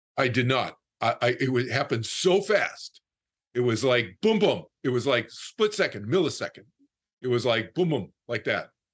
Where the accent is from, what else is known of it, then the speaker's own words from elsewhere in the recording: Boston, Massachusetts, United States; I was from Boston, I was from the East Coast.